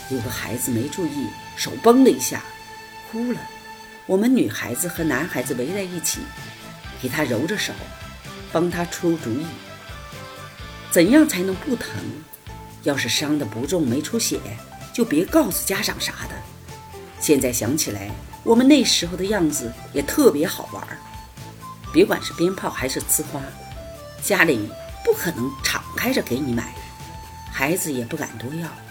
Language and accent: Chinese; Dalian, Liaoning, China; 我出生在大连，我们大连人过年从腊月二十三就开始了